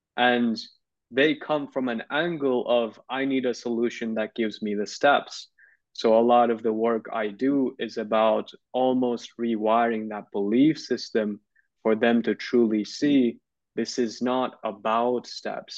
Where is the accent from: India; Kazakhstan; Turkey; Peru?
Turkey; when I was in high school, I grew up in Turkey.